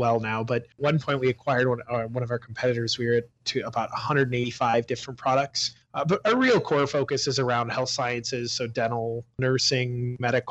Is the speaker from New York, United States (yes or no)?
no; Marion, Iowa, United States; I am originally from Marion, Iowa, Cedar Rapids area